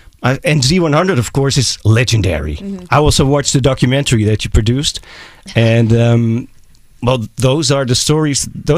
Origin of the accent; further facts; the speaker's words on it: Amsterdam, North Holland, Netherlands; because I'm from Amsterdam, the Netherlands, Europe